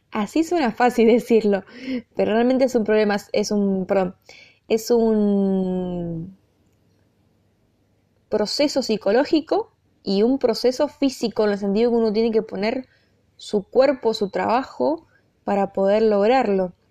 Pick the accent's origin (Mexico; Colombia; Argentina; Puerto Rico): Argentina; also born or lived in United States; yo obviamente nací, soy argentina, soy hija de argentinos, me crié en Argentina, viví en la época del 2000, 2001 en Estados Unidos